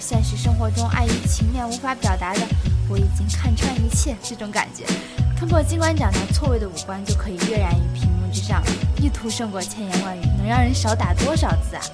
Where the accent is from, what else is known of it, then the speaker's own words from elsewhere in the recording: China; 你比如说像我们中国人一直以来的家庭教育，还有传统文化